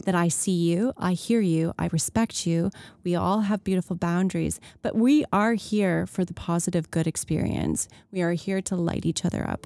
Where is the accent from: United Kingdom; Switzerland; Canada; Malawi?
Canada; 'cause we're Canadian